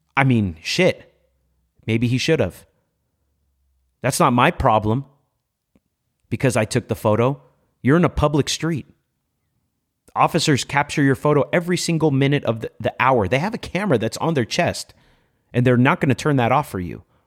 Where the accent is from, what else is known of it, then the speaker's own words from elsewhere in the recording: Los Angeles, California, United States; I grew up in MacArthur Park